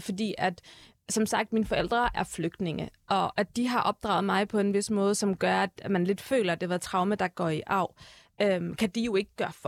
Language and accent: Danish; Herlev, Capital Region of Denmark, Denmark; moved away as an adult; now in Turkey; Jeg er født på Herlev Hospital, som du selv mm. siger, mm. jeg er gået, øh, jeg er gået i folkeskole i Herlev